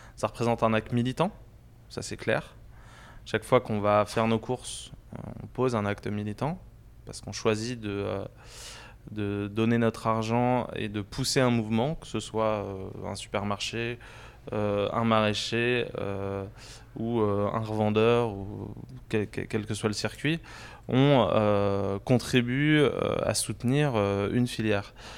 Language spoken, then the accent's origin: French; Paris, Île-de-France, France; also born or lived in Saint-Maurice / Normandy (near Alençon); Alors moi j'ai grandi à Paris et puis en proche banlieue à Saint-Maurice. Euh, et j'ai aussi passé une bonne partie de mon enfance en Normandie, près d'Alençon